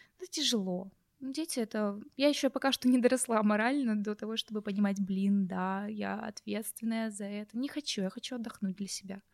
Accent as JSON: {"language": "Russian", "region": "Crimea", "country": "Ukraine", "said": "я вообще из Крыма. Угу. Я родилась при Украине"}